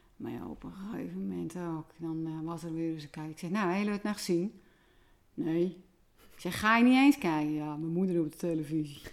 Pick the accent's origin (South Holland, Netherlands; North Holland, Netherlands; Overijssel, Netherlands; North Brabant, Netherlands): North Holland, Netherlands; Volendam; also born or lived in Edam; ik kom natuurlijk van Volendam